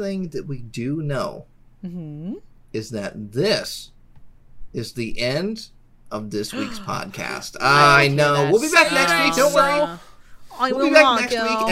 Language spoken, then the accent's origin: English; Indiana, United States; I'm from Indiana